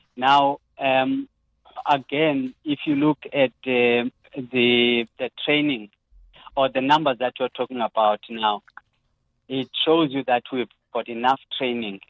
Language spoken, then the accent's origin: English; South Africa; as a South African uh, uh taxpayer